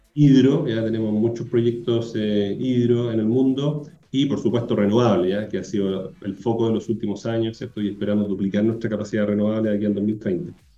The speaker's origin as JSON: {"language": "Spanish", "country": "Chile", "also_born_or_lived": "South Africa / United States", "said": "yo soy chileno"}